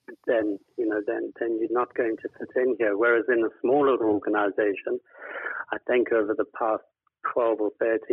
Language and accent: English; South Africa; moved away as an adult; now in United Kingdom; I grew up and lived in South Africa most of my life, and we immigrated to the UK in 2007